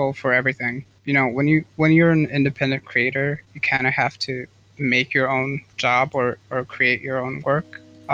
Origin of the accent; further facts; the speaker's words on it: Norway; I am a musician from Norway.